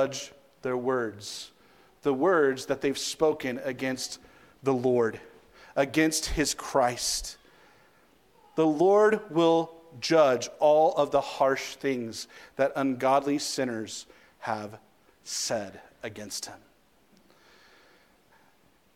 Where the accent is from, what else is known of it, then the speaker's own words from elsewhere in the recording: United States; I'm an American